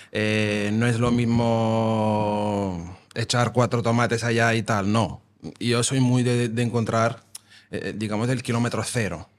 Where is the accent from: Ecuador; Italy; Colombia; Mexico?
Italy; Naples, Campania; Spanish is a second language; moved away as an adult; also born or lived in London / New York / Amsterdam; now in Vilanova i la Geltrú, Spain; nosotros somos napolitanos, digamos somos napolitana, pero al final somos italianos